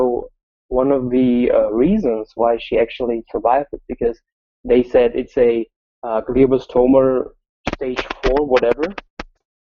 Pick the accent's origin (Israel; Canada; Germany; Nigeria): Germany; I'm from Germany